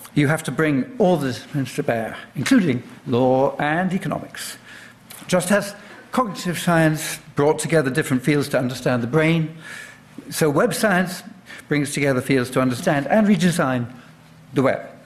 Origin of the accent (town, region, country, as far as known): London, United Kingdom; born or raised there